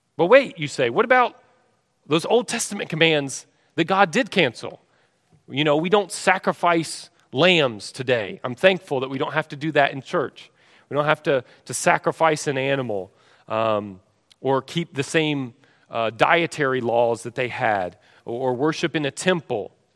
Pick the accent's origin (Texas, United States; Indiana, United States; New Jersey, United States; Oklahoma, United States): Texas, United States; I'm from Texas